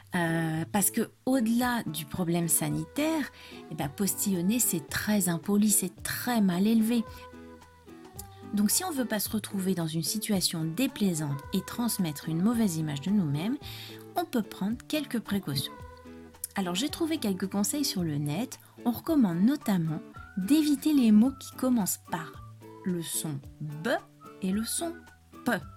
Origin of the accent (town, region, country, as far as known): France